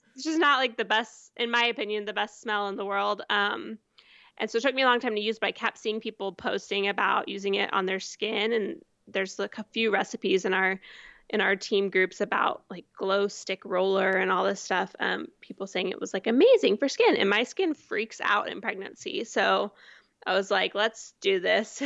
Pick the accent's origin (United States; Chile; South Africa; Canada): United States; Houston, Texas; also born or lived in Portland, Oregon / Fayetteville, Arkansas; now in Austin, United States; I'm from Houston, um, and never wanted to move back to Houston